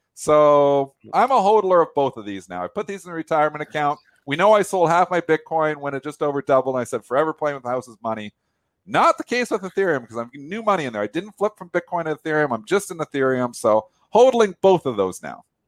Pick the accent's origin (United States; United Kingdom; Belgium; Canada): Canada; I'm Canadian